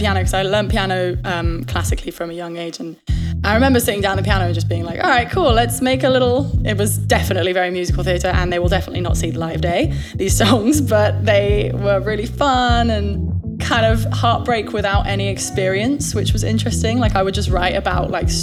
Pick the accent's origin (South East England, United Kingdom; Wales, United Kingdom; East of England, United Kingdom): South East England, United Kingdom; Kent; accent: British; also born or lived in London; now in New York, United States; I was born in London, but I was raised in the southeast in Kent